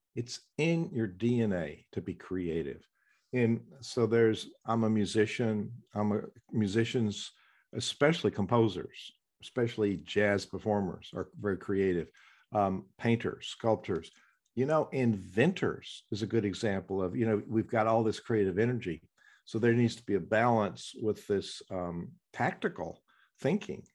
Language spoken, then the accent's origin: English; the South, United States; accent: southern; it's my southern accent.